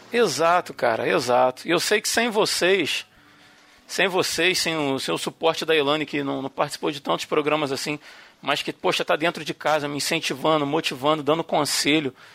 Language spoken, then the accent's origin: Portuguese; Rio de Janeiro, Brazil; accent: carioca (Rio); o nosso sotaque do Rio